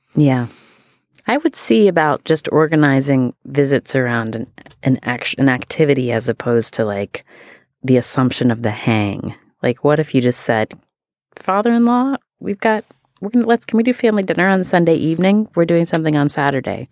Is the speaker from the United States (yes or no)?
yes; West Virginia, United States; I am from West Virginia